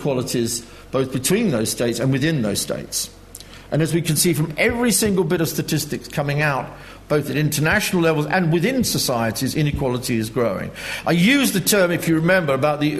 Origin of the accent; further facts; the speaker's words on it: United Kingdom; being British